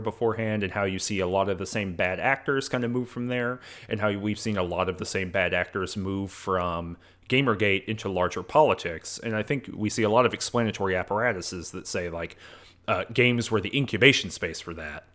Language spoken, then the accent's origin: English; the South, United States; I'm from the South